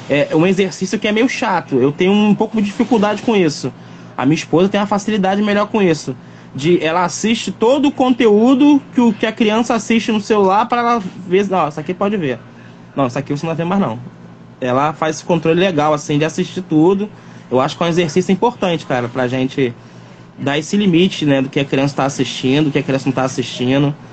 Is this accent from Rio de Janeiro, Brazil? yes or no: yes; Rio de Janeiro, Brazil; Eu falei, pô, meu filho tem sotaque de paulista? Filho de carioca, que doideira.